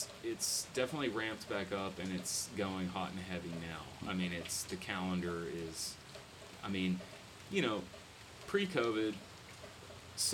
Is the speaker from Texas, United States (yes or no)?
yes; Gatesville, Texas, United States; now in Fort Worth, United States; I grew up in a town called Gatesville. Which is west of Waco.